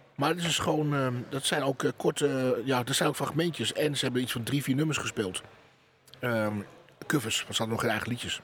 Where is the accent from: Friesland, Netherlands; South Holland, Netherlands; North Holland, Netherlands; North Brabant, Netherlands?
Friesland, Netherlands; Terschelling; bij ons op de Schelling